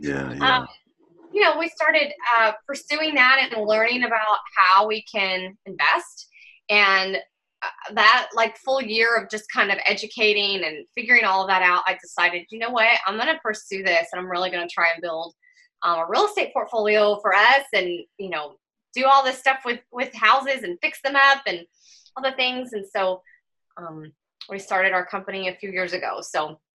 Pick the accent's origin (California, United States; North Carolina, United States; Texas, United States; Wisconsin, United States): North Carolina, United States; Western; born or raised there